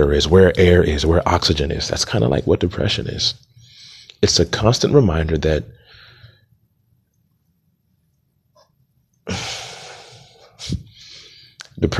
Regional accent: Montgomery County, Maryland, United States; also born or lived in Atlanta, Georgia; I am from Montgomery County, Maryland, by way of Atlanta, Georgia

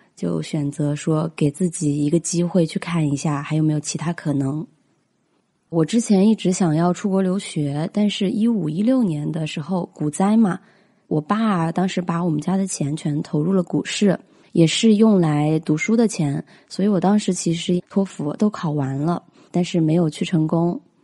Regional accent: Hunan, China; 我是湖南人

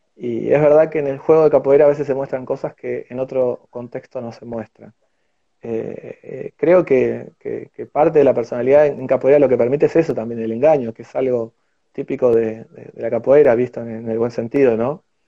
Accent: Argentina; somos argentinos

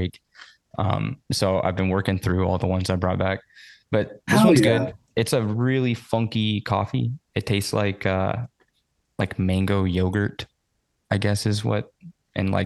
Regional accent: Savannah, Georgia, United States; I'm from Savannah

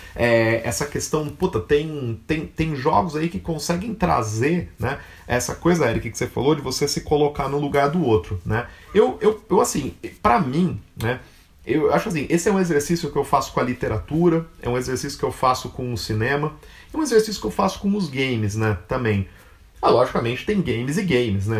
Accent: Catanduva, São Paulo, Brazil; eu sou de Catanduva

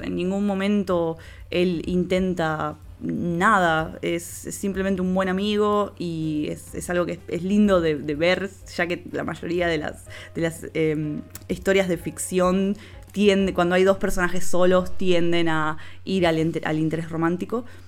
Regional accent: Rosario, Santa Fe, Argentina; de Rosario, Argentina. Se darán cuenta por el acento.

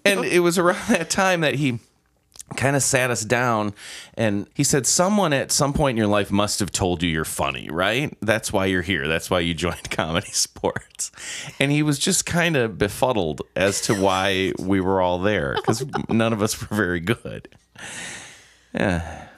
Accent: Milwaukee, Wisconsin, United States; Born and raised in Milwaukee on the southwest side of town

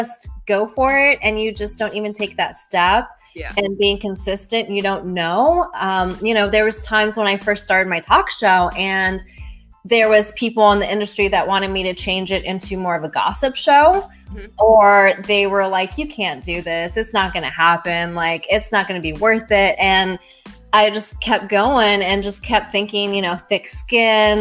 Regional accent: Colorado, United States; now in Florida, United States; I'm originally from Colorado

